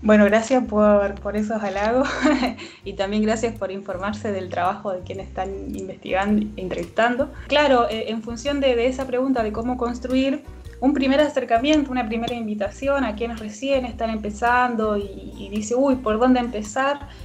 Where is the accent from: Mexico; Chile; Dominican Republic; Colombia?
Chile; now in Neuquén, Argentina; mi origen territorial se encuentra en, del otro lado de la cordillera, en Gulumapu, eh, en el cual viví muchos años.